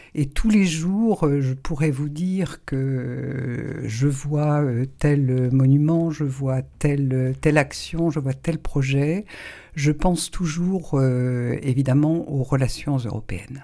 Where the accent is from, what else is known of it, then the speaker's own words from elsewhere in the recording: Saint-Malo, Brittany, France; also born or lived in Rennes; je suis née à Saint-Malo il y a 67 ans